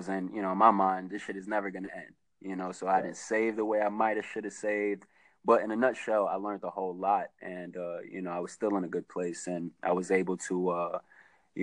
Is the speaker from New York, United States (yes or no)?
yes; New York City, New York, United States; moved away as an adult; also born or lived in North Carolina / Fayetteville / Charlotte; now in Houston, United States; I'm from the Bronx. The majority of my family is Harlem, New York, though, Manhattan. But I'm from the Bronx